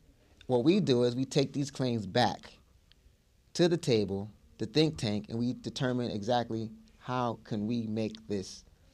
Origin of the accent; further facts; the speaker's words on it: Nassau County, New York, United States; I'm from Nassau County, living in Hempstead.